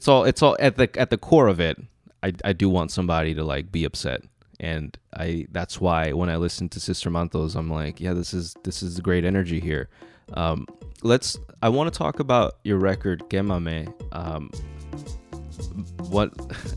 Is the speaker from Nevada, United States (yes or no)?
no; Los Angeles, California, United States; growing up in South LA, that's why I gravitated a lot towards hip hop.